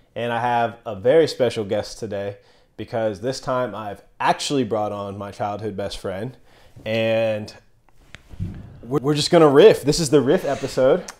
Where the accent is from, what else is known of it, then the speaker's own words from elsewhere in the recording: Enid, Oklahoma, United States; we're both from Enid